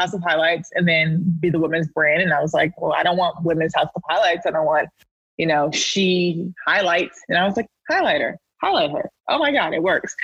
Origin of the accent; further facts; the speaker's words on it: Raleigh, North Carolina, United States; moved away as an adult; now in New York City, United States; I'm from Raleigh, North Carolina, born and raised, went to NC State and everything